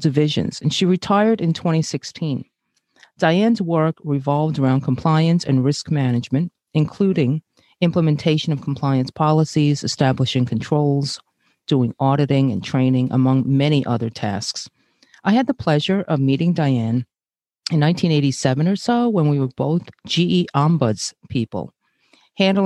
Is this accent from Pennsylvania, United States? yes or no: no; New York City, New York, United States; also born or lived in Brazil; I'm Asian, born in Brazil, and grew up in Flatbush, Brooklyn